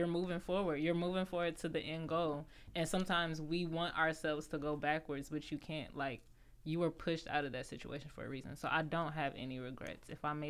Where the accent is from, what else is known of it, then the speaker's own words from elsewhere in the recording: Cleveland, Ohio, United States; born there; I was born in Cleveland. Mm-hmm. So, like, growing up, all I wanted to do was go back to Cleveland. Like, when we moved down here, I was like, man, I'm going.